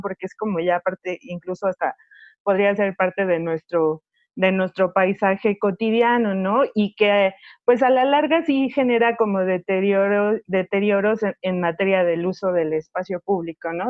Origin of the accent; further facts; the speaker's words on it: Mexico; los mexicanos mexicanos lo tenemos en las, en las venas